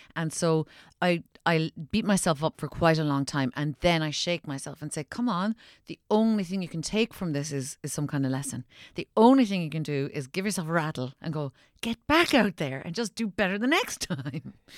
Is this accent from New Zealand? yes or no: no; Ireland; growing up in Ireland where we're so superstitious